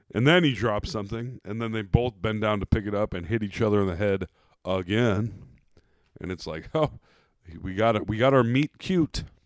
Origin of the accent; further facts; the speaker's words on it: Iowa, United States; accent: Iowa; I have an Iowa accent